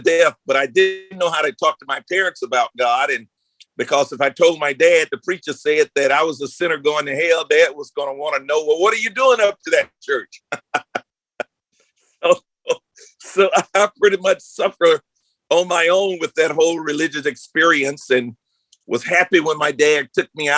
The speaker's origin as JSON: {"language": "English", "town": "Montgomery", "region": "Alabama", "country": "United States", "tie": "born or raised there", "also_born_or_lived": "Houston, Texas", "moved": "yes", "said": "I was born in Montgomery, I'm the last of eight kids"}